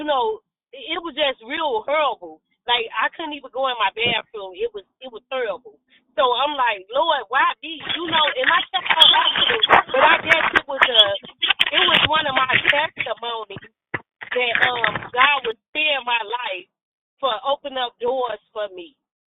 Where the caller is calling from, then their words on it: Gary, Indiana, United States; I'm calling from Gary, Indiana.